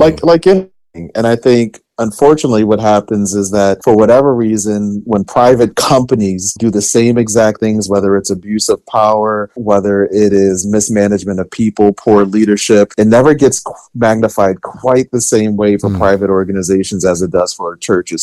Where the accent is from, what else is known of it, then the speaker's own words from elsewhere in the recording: Philadelphia, Pennsylvania, United States; I grew up in West Philly, being raised by a single mother